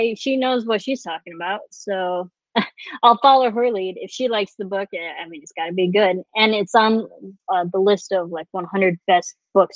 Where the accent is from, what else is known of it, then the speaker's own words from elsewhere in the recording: United States; we are very American, we were raised with American history